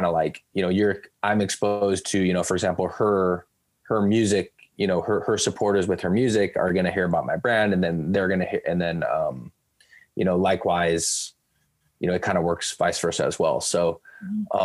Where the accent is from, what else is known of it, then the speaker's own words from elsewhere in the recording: Bay Area, California, United States; growing up in the Bay Area, I'm fans of the local teams